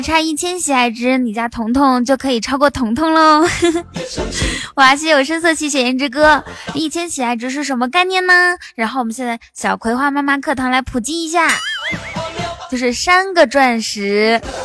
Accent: Inner Mongolia, China; 我是内蒙古人。小，我从小骑马长大的

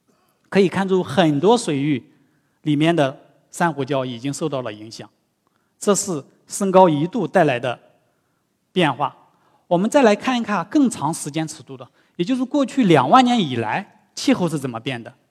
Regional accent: Shanghai, China; 但是我们上海人应该比较愿意啊。到时候海平面再下降，我们就有更多的土地来建房子了。

